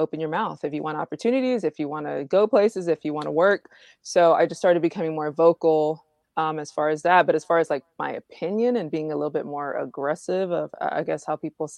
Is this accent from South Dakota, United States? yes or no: no; Houston, Texas, United States; also born or lived in Connecticut / Cuba; I was born in Connecticut. My parents are retired military. So we lived in Connecticut. We lived in Cuba. And then we moved here. And so I've been here pretty much most of my life here in Houston.